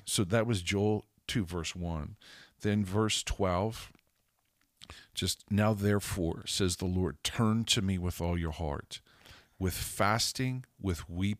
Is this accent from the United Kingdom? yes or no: no; Canada; also born or lived in Zimbabwe; I was born and raised in Canada. We've lived in Holland. We've lived in Budapest, Hungary. When I was a kid, I lived with my family in Africa.